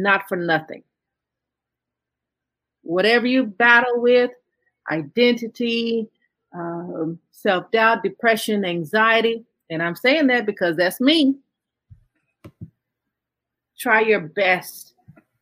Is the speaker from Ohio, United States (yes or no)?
no; Fort Worth, Texas, United States; I was born and raised in Fort Worth, Texas.